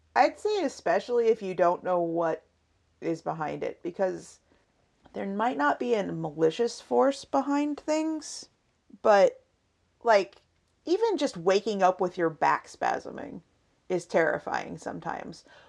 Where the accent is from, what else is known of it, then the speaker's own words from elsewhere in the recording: Seattle, Washington, United States; moved away; we come from Seattle and I kept my team when we moved down south